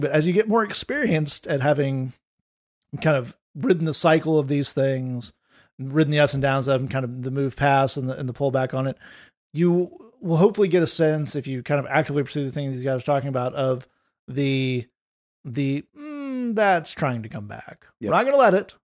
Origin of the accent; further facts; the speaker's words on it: Tennessee, United States; I played uh, high school football because I'm from Tennessee